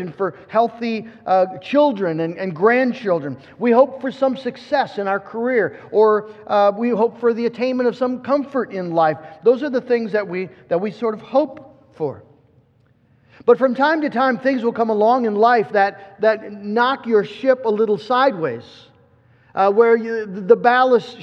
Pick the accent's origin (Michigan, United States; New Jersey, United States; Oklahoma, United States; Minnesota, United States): Michigan, United States; West; I was from West Michigan